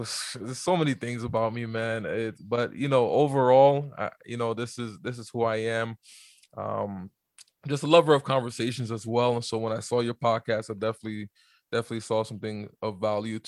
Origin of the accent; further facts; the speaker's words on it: New York, United States; also born or lived in Montreal, Canada; now in Calgary, Canada; I was born actually in Montreal, Canada, but I grew up in New York